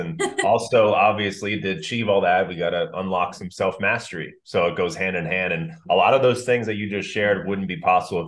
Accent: Orange County, California, United States; growing up in Orange County

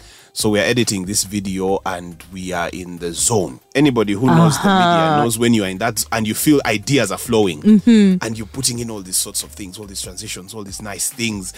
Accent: Jinja, Eastern Region, Uganda; also born or lived in Kayunga / Kampala; I was raised in Jinja district. I was also born in Jinja Hospital

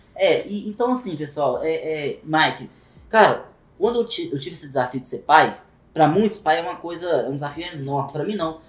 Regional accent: Belo Horizonte, Minas Gerais, Brazil; sou natural de Belo Horizonte também

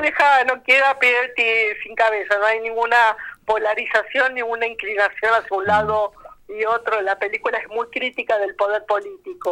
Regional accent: Buenos Aires, Argentina; mi infancia en Villa Crespo

